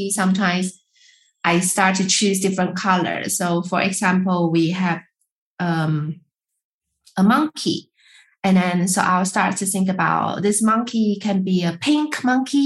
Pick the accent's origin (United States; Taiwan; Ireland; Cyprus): Taiwan; I'm from Taiwan. And when I grow up, we eat rice every day